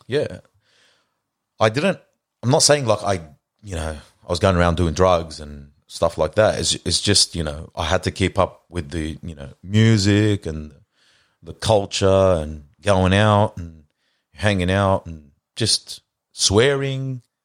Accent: Lebanon; also born or lived in Australia; moved overseas to Lebanon. In ninety-two, went to school there.

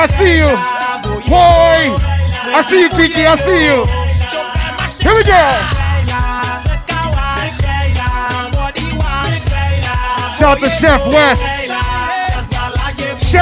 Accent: Haiti; also born or lived in Bed-Stuy, Brooklyn; now in Brooklyn, United States; I'm from Haiti

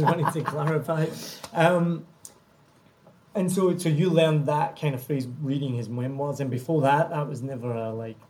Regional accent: Scotland, United Kingdom; now in Vietnam

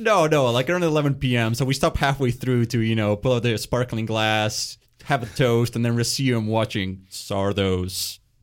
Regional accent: Winnipeg, Manitoba, Canada; also born or lived in Argentina; growing up in Winnipeg, you know, uh, lots of, uh, immigrant families coming, my, myself included

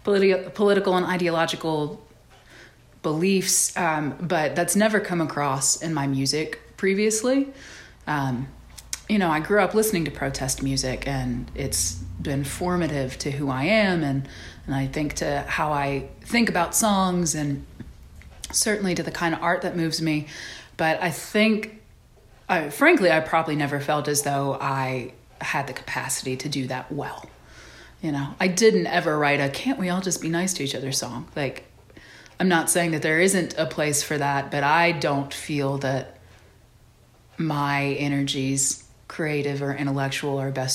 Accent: the South, United States; certainly growing up in the South, that's just like a foundational bedrock belief of mine.

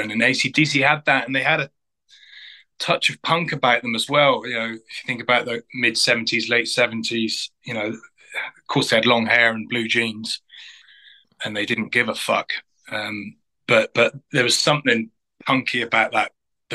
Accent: Glastonbury, South West England, United Kingdom; I grew up in Glastonbury in Somerset

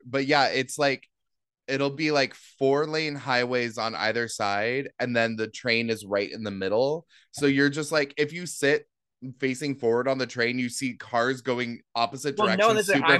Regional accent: Seattle, Washington, United States; now in New York City, United States; I grew up in Seattle

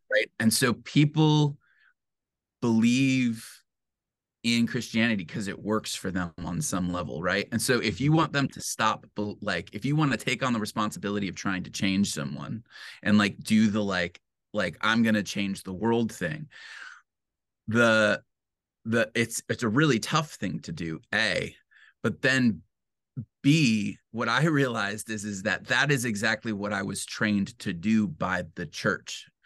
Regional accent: Detroit, Michigan, United States; now in Grand Rapids, United States; I was raised in Metro Detroit, um, in a suburb

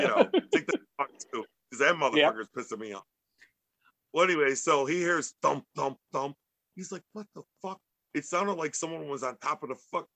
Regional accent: Chicago, Illinois, United States

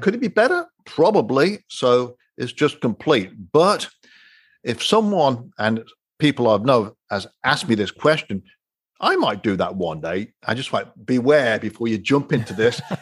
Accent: England, United Kingdom; moved away; growing up in England

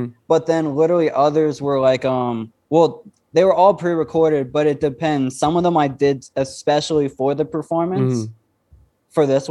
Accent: Houston, Texas, United States; also born or lived in France / Canada; now in New Mexico, United States; I was born and raised in Texas, Houston. And then we moved around a lot. So first we moved to France for a year.

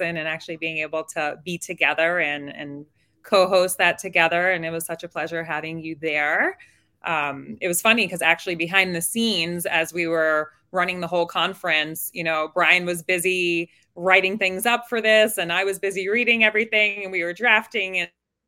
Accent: New York City, New York, United States; I'm from New York City

